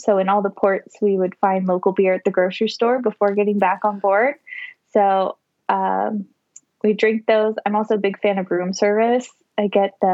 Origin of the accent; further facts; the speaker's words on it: Florida, United States; now in North Carolina, United States; We currently live in North Carolina, but we are born and raised in Florida.